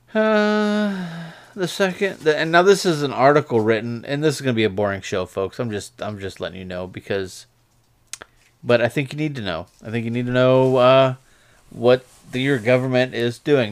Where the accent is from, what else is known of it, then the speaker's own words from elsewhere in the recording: United States; we, as the American people